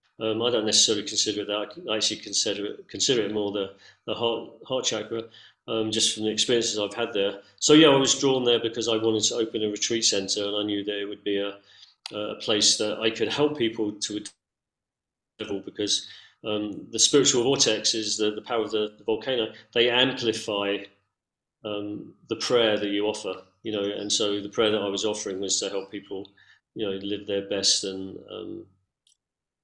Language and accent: English; London, United Kingdom; moved away as an adult; also born or lived in San Francisco, United States / Cusco, Peru; now in Mount Shasta, United States; I grew up in London. I lived in San Francisco. I lived in Cusco.